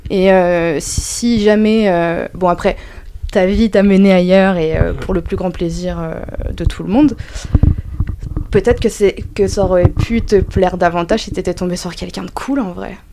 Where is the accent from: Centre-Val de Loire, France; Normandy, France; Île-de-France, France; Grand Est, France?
Centre-Val de Loire, France; Dreux; je viens de Dreux, donc euh, c'est une petite ville